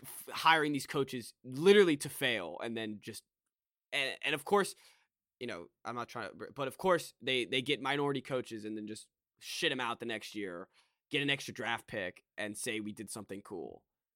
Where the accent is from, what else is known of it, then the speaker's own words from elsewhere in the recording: Annapolis, Maryland, United States; we're from Annapolis